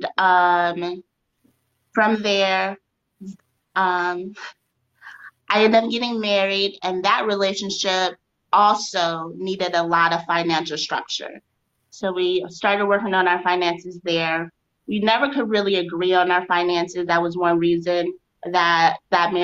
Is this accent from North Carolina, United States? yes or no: no; Chicago, Illinois, United States; moved away as an adult; now in Austin, United States; So my hometown is Chicago, but I'm currently in Austin, Texas, which I truly love. I moved here almost 3 years ago